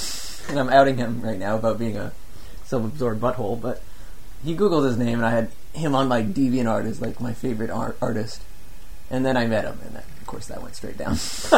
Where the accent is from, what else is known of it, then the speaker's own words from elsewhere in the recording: Kelowna, British Columbia, Canada; also born or lived in Calgary; I was born in Calgary, but grew up in Kelowna.